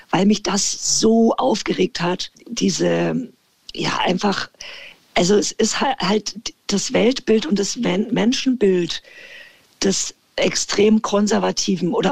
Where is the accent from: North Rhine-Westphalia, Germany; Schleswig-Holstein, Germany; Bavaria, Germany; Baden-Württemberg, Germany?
Bavaria, Germany; accent: Franconian; Und für mich war das total schön in Hamburg. Aber es ist tatsächlich, also ich musste mir meinen mein Dialekt und meinen Akzent abgewöhnen.